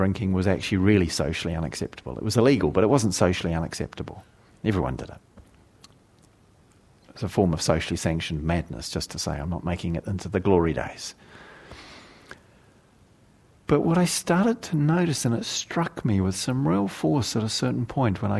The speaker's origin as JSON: {"language": "English", "region": "South Island", "country": "New Zealand", "tie": "born or raised there", "moved": "yes", "said": "When I was a young man growing up in New Zealand and I have to now acknowledge was the rural backwater of the redneck South Island sort of region that I lived"}